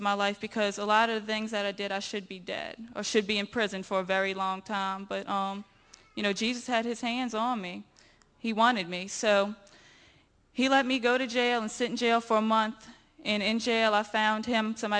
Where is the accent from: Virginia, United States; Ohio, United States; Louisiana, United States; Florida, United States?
Louisiana, United States; Marrero; I'm from Marrero, Louisiana